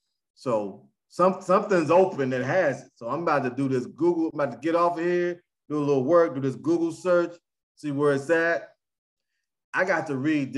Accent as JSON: {"language": "English", "town": "Huntington", "region": "West Virginia", "country": "United States", "tie": "born or raised there", "said": "this is my hometown city. my hometown university"}